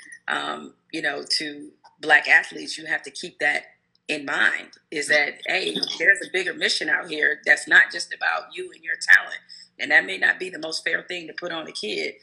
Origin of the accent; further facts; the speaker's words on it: Detroit, Michigan, United States; growing up in Detroit